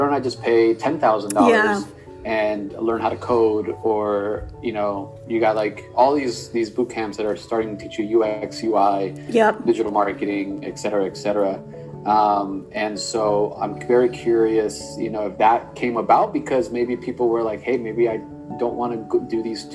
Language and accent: English; Los Angeles, California, United States; moved away as an adult; also born or lived in Berkeley; I'm from Los Angeles, and when I went to Berkeley, which is 8 hours north, I've never been to the Bay